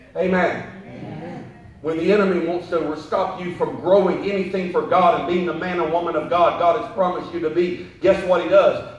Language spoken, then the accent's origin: English; Perry, Georgia, United States; moved away; I was born in Perry, Georgia, which is like Maysville, Jacksonville